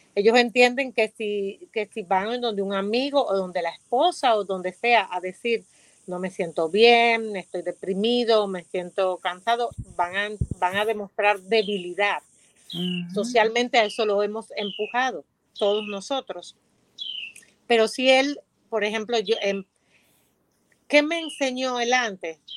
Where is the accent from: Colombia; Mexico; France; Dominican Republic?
Dominican Republic; soy dominicana